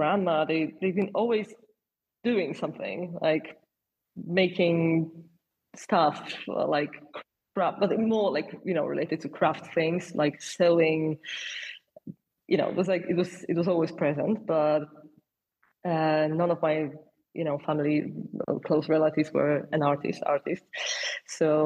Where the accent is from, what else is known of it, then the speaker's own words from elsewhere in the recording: Częstochowa, Silesian Voivodeship, Poland; English is a second language; moved away as an adult; also born or lived in Warsaw, Poland; now in London, United Kingdom; I grew up in Poland, in this city called Częstochowa, which is like a little bit above the Silesia, but it's not a part of this.